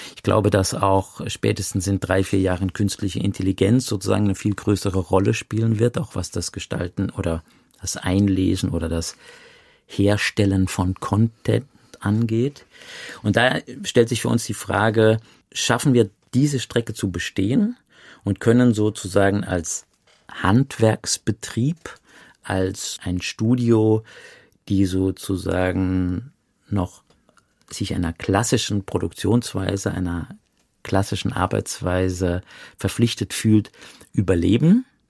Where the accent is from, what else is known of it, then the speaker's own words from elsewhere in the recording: Saarland, Germany; ich komme ja aus dem Saarland, ich bin ja im Saarland geboren.